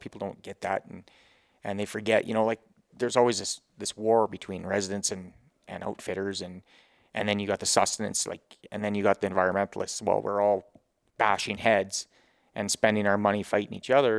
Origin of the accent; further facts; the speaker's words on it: Grovedale, Grande Prairie area, Alberta, Canada; born and raised, Grove Hill, Grand Prairie area